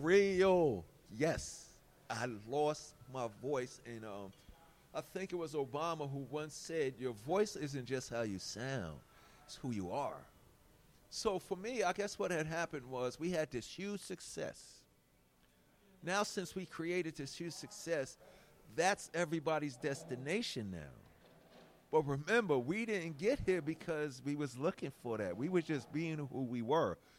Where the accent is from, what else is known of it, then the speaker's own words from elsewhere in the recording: New York City, New York, United States; I come from Hollis